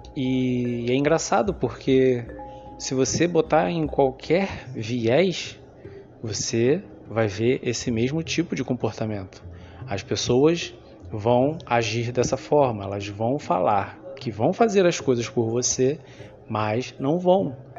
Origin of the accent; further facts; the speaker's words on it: Rio de Janeiro, Brazil; Eu sou carioca, como muita gente sabe, estou aqui há 35 anos